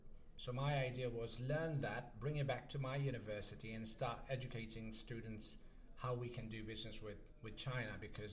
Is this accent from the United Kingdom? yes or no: no; Pakistan; I was born and raised in Pakistan. All my life, I've lived in Pakistan. I had my basic education in Pakistan.